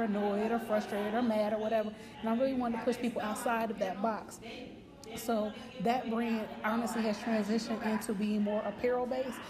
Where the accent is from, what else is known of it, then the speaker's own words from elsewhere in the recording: Dayton, Ohio, United States; I'm from Ohio, Dayton specifically.